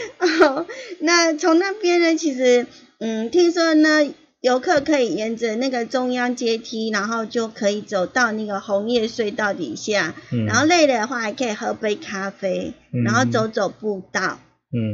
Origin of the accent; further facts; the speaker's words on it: Yilan County, Taiwan; 我当然要去过，我宜兰人呢。